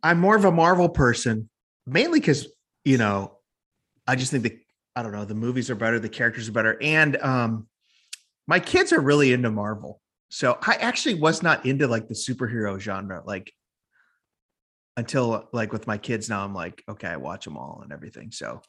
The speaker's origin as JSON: {"language": "English", "town": "Chicago", "region": "Illinois", "country": "United States", "tie": "born or raised there", "moved": "yes", "lives_now": "Nashville, United States", "said": "Born and raised in Chicago area."}